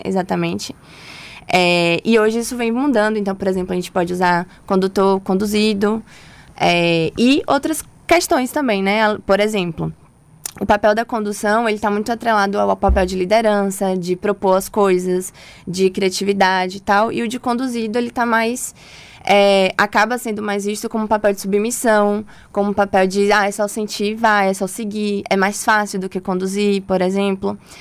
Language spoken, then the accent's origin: Portuguese; Santo Antônio de Jesus, Bahia, Brazil; now in Salvador, Brazil; eu sou de Santo Antônio de Jesus, então a cidade assim do forró